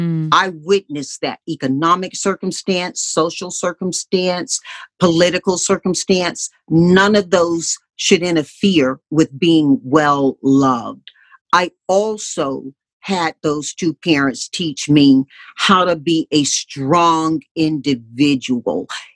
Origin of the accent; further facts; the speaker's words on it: Deep South, United States; But growing up in the Deep South, Mom taught us, in the face of a lot of staunch old school religion, that we know what our values are